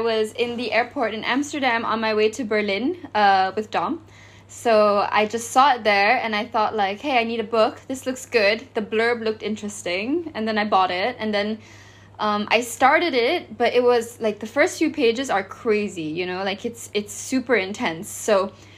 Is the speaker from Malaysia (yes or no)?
yes; Malaysia; I'm from Southeast Asia, I'm from Malaysia.